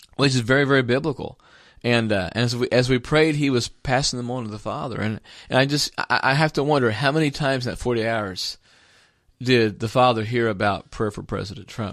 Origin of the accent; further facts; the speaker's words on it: Jacksonville, Indiana, United States; moved away; I actually served two terms as a city councilman back in my hometown as, at, at Jacksonville, Indiana, when I was a youth pastor.